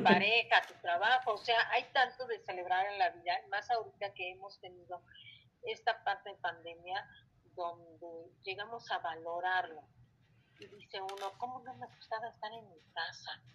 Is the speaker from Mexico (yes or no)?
yes; Mexico; Nosotros como mexicanos